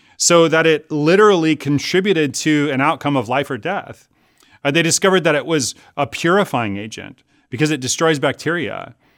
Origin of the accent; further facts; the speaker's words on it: Chicago, Illinois, United States; now in California, United States; Growing up in Chicago